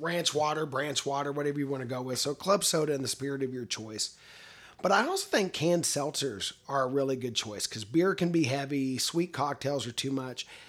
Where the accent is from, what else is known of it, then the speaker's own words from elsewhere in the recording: Texas, United States; as a Texan